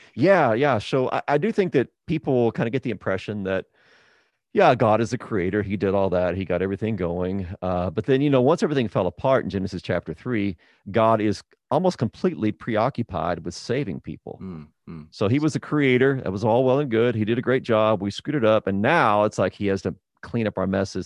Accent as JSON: {"language": "English", "region": "Texas", "country": "United States", "tie": "born or raised there", "also_born_or_lived": "New Mexico / Midwest / Oklahoma", "said": "I was born there, raised pretty much in, in Texas"}